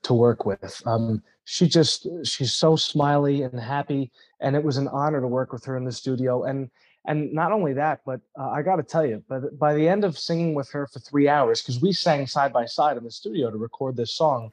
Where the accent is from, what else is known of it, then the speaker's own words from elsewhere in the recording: New York, United States; moved away as an adult; now in Florida, United States; I grew up in New York in a big, big Italian family